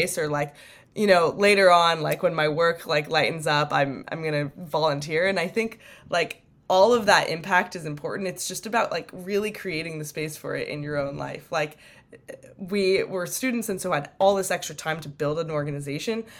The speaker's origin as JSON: {"language": "English", "area": "Bay Area", "region": "California", "country": "United States", "tie": "born or raised there", "said": "I am from the Bay Area"}